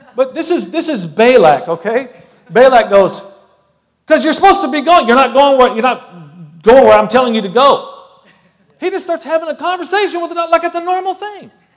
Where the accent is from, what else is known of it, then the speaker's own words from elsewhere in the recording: United States; I love being an American citizen